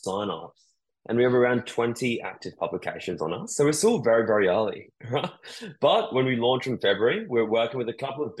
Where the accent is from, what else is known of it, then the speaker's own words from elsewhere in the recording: New Zealand; I grew up in New Zealand and I was always madly obsessed about the media.